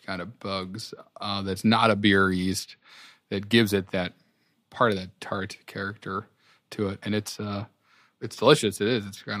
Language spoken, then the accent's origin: English; New England, United States; And growing up in New England where it's set, that was a lot of like, I don't know, references to stuff I remember seeing as a kid.